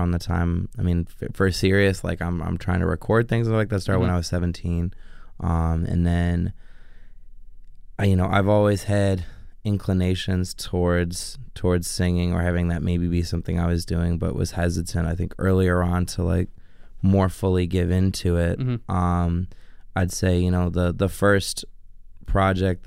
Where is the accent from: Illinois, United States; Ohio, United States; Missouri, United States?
Illinois, United States; Chicago; I'm from Old Irving Park, just west of Irving and Pulaski. Mm-hmm. That's where I grew up